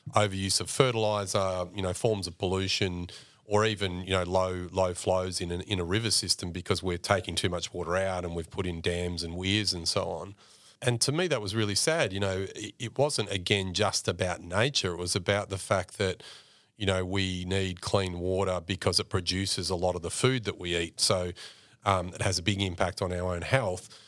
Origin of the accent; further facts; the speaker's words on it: Mildura, Victoria, Australia; accent: Australian; I mentioned growing up on, on, on the billabong in, in Mildura